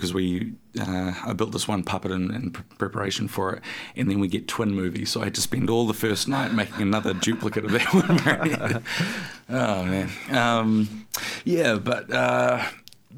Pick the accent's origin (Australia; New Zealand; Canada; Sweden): New Zealand; Havelock North, Hawke's Bay; I grew up in the Hawke's Bay and down in Havelock North